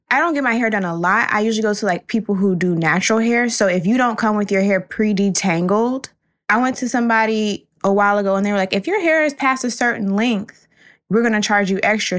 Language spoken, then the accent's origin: English; Florida, United States; now in Brooklyn, United States; Still coming from Brooklyn, but born and raised in Florida